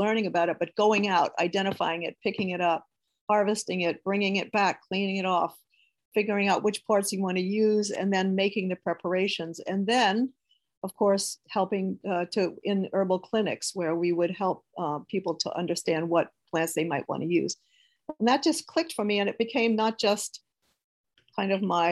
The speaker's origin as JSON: {"language": "English", "town": "Houma", "region": "Louisiana", "country": "United States", "tie": "born or raised there", "lives_now": "Hahnville, United States", "said": "I grew up in Houma"}